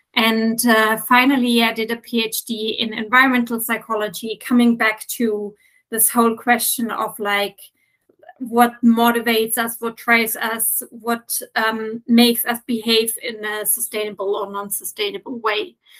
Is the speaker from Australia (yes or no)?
no; Germany; also born or lived in United Kingdom / Dutch Caribbean / Norway; now in Athens, Greece; I am originally from Germany, but I have lived in several other countries like the UK, the Dutch, Dutch Caribbean, and Norway before. And I'm since five years now in Athens